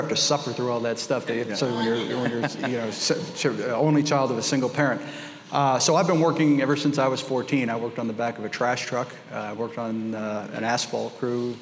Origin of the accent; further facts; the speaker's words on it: Lawrence, Massachusetts, United States; also born or lived in Boston, Massachusetts; I was born in Boston, Massachusetts, grew up in a small mill city about 28 miles north called Lawrence